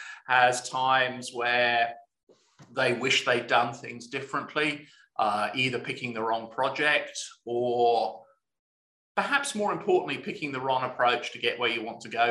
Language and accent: English; Hampshire, South East England, United Kingdom; moved away as an adult; also born or lived in South Wales / Leeds / New Zealand; now in Australia; I was born in South Wales, but spent most of my childhood in Hampshire